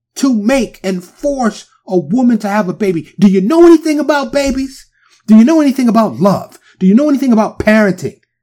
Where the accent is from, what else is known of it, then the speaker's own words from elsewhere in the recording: New York City, New York, United States; I growing up in New York. Even though I grew up in the hood, in Harlem, in the Bronx